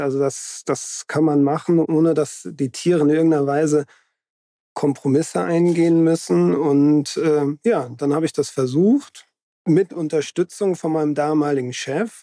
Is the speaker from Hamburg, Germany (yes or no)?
no; Hesse, Germany; moved away; also ich bin ja in Hessen aufgewachsen